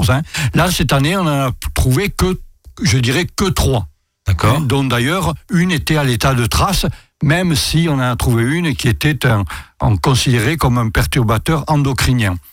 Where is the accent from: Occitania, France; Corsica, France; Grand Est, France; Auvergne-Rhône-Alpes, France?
Grand Est, France; Alsace; sélection de Grenoble chez nous en Alsace.